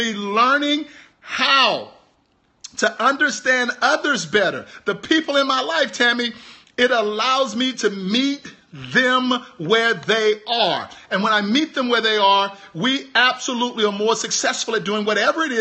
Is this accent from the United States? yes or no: yes; Houston, Texas, United States; I'm from Houston, Texas.